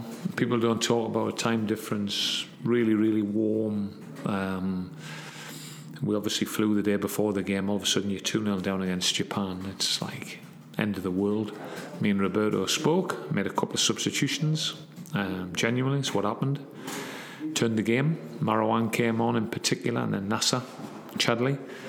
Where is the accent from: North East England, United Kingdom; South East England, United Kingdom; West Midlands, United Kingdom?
North East England, United Kingdom; Gateshead; and I'm from Gateshead.